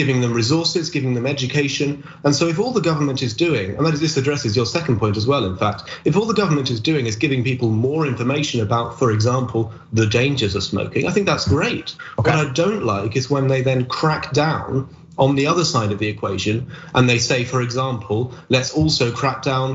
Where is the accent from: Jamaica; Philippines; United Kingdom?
United Kingdom; my home country in the UK